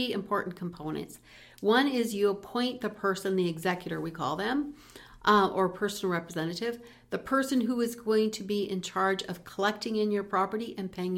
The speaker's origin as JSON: {"language": "English", "town": "Peace River", "region": "Alberta", "country": "Canada", "tie": "born or raised there", "said": "I was raised in Peace River"}